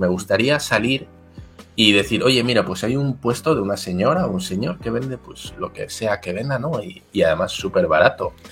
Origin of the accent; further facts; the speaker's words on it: Basque Country, Spain; also born or lived in Mexico; yo soy vasco